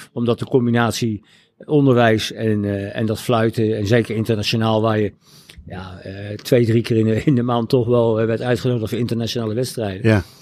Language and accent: Dutch; The Hague, South Holland, Netherlands; moved away as an adult; now in Laren, Netherlands; als geboren Hagenaar en getogen Hagenaar